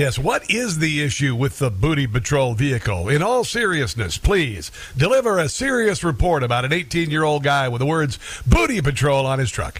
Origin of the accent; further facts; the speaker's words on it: Florida, United States; I'm from Florida.